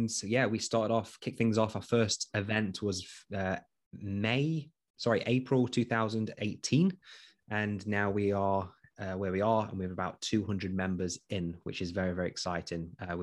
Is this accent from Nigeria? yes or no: no; East Midlands, United Kingdom; I am from Nottinghamshire, so actually from Nottinghamshire Police.